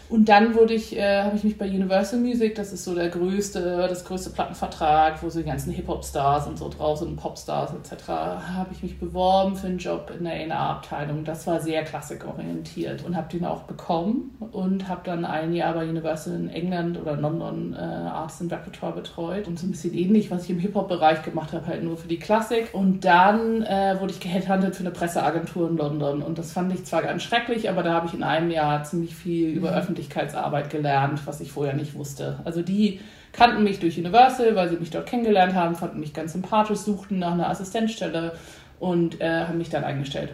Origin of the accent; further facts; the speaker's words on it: Hamburg, Germany; geboren in Hamburg